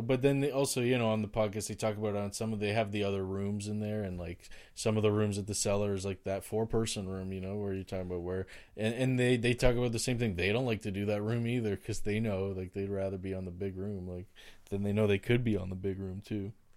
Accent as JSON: {"language": "English", "town": "Oshawa", "region": "Ontario", "country": "Canada", "tie": "born or raised there", "moved": "yes", "lives_now": "Ottawa, Canada", "said": "I grew up in Oshawa"}